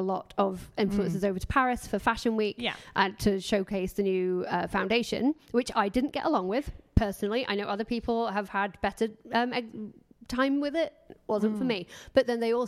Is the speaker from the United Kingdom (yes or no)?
yes; Doncaster, Yorkshire and the Humber, United Kingdom; I'm from Doncaster